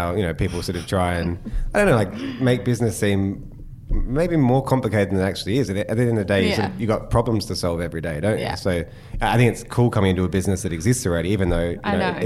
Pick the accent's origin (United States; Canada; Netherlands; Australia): Australia; Adelaide, South Australia; I grew up in Adelaide like as a teenager